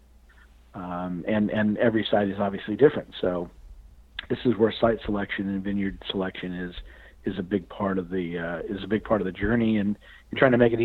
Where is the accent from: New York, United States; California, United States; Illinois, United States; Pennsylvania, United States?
California, United States; Fresno; I was born in Fresno, California